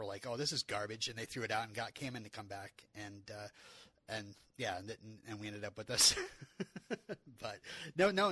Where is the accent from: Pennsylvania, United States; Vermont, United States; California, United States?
Vermont, United States; I'm from Vermont